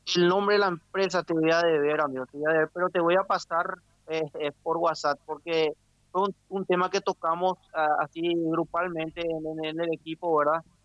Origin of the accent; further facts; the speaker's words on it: Lambaré, Central, Paraguay; soy de acá de Puerto Paula, el barrio Puerto Paula.